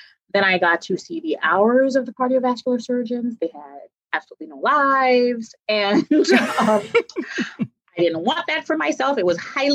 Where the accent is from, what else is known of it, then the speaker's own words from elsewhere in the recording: New York, United States; I'm from New York.